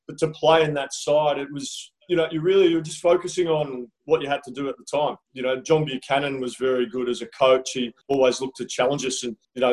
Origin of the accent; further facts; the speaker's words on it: South Australia, Australia; moved away as an adult; also born or lived in England; growing up in South Australia